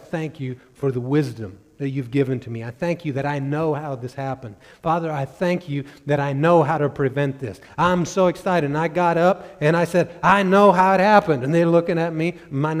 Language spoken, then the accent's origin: English; Missouri, United States; I grew up in Missouri